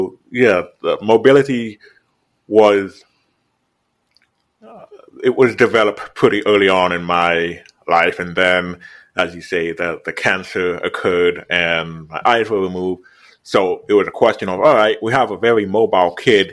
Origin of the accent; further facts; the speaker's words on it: Jamaica; now in United States; I was born in Jamaica